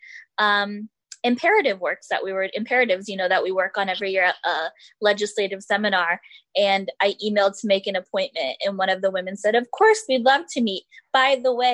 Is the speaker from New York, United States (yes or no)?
no; California, United States; I'm from California